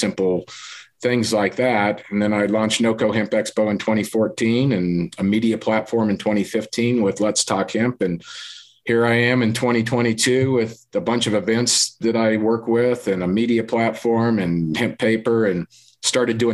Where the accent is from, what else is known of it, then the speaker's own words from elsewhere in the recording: Loveland, Colorado, United States; I grew up here in Colorado, Northern Colorado. Loveland, Colorado is where I graduated high school.